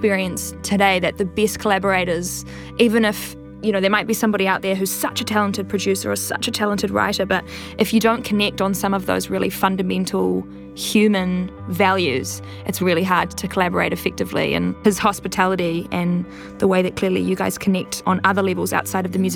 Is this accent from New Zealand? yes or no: yes; New Zealand; As a New Zealander